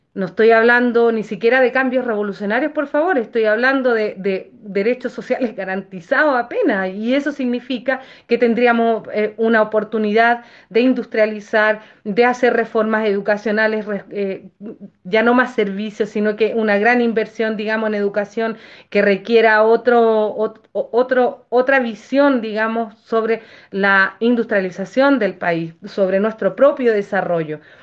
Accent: Chile; nosotros como, como chilenos

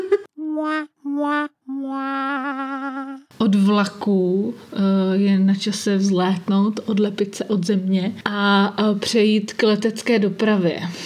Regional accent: Brno, South Moravian Region, Czechia; u nás v Brně

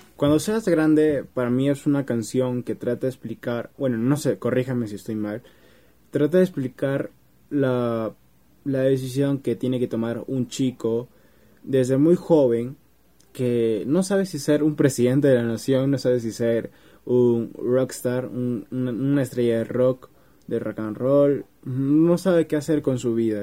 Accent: Peru; En mi país, Perú, es escuela secundaria

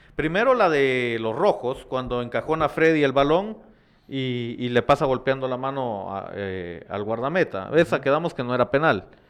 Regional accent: Guatemala; como guatemalteco

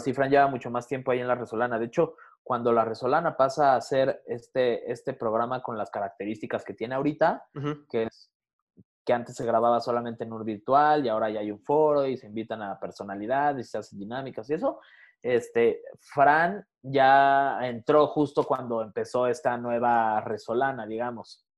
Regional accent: Mexico City, Mexico; soy de aquí, del, nací aquí en la Ciudad de México

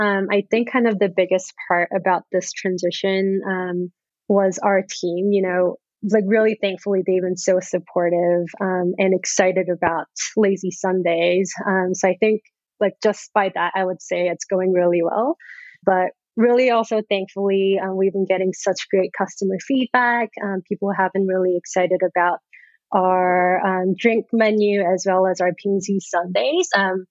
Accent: New Zealand; accent: Kiwi; English is a second language; also born or lived in South Korea / Canada / Boston, United States; now in New York, United States; So for me, I kind of grew up everywhere. I was born in Korea. I grew up in New Zealand. I used to have a very thick Kiwi accent at a point in my life. Went to school in Canada and then went to college in Boston

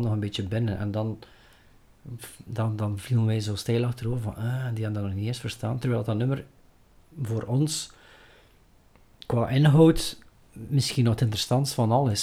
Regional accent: Flanders, Belgium; we zijn Belgen, we zijn, we zijn Vlaming

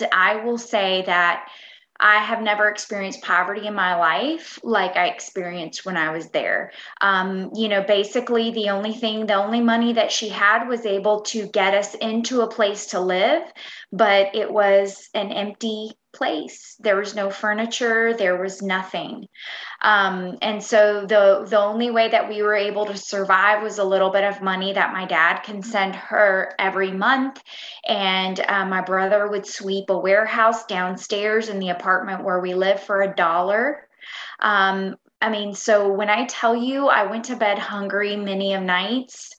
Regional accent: Cuba; now in United States; I was born in Cuba

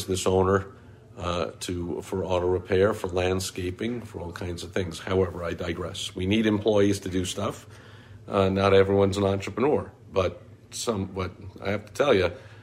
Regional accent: New York, United States; I grew up in New York

